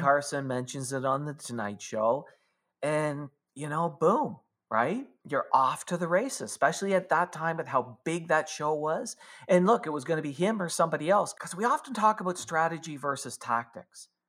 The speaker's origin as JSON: {"language": "English", "country": "Canada", "said": "I'm a Canadian."}